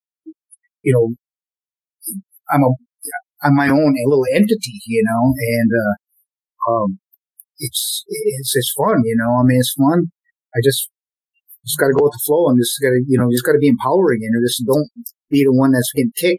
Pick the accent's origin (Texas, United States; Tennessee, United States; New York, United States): Tennessee, United States; Memphis; we grew up together in the Memphis music scene